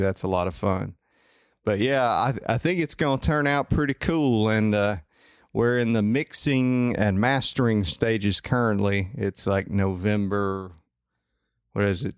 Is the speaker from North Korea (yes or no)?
no; Coleman, United States; also born or lived in Huntsville; I'm from Coleman